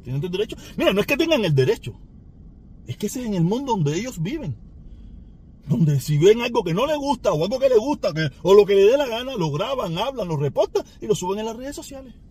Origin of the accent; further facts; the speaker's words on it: Cuba; now in United States; yo soy negro, inmigrante, cubano, con limitaciones en el inglés o muchísimas limitaciones en el inglés y yo vivo en este país